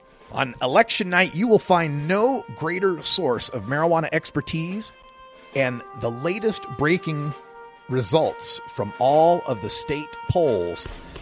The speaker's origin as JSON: {"language": "English", "region": "Oregon", "country": "United States", "tie": "born or raised there", "said": "we talk about my home state of Oregon and testing laboratories."}